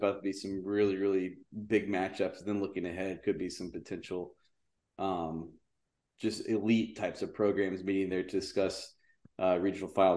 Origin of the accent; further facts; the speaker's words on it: Houston, Texas, United States; I grew up in Houston, but I grew up on the north side of Houston